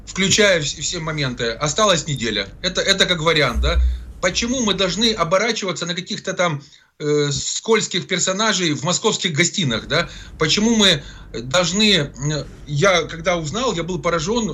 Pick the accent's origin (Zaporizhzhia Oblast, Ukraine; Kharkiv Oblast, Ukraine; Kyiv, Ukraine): Zaporizhzhia Oblast, Ukraine; Zaporizhzhia; moved away; достаточно близко к моей малой родине, временно оккупированному э, городу Запорожью